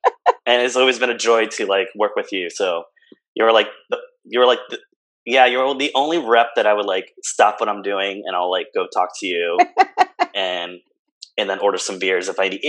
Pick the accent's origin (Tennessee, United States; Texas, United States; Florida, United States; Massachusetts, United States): Florida, United States; Orlando; moved away as an adult; also born or lived in San Juan, Puerto Rico / Providence, Rhode Island; now in Philadelphia, United States; I was born in San Juan, Puerto Rico. And by the age of 9, we moved to Orlando, Florida, where I pretty much grew up.